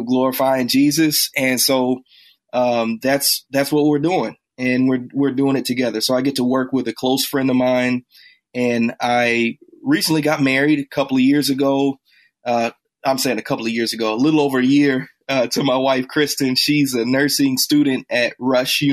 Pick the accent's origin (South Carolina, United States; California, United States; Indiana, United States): Indiana, United States; Indianapolis; now in Chicago, United States; I grew up in Indianapolis and spent most of my early childhood nominally Catholic